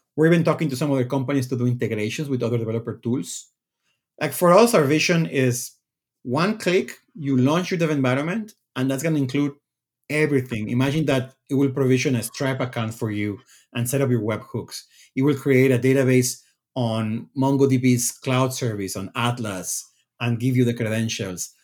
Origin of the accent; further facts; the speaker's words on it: Mexico; moved away as an adult; also born or lived in Redmond, Washington, United States; I, I'm from Mexico. I went to school in Mexico, and then I moved to the U S once I got my C S degree.